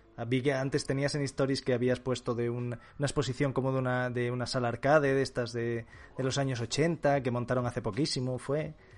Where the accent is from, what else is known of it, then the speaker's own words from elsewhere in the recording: Asturias, Spain; moved away as an adult; now in Madrid, Spain; yo soy asturiano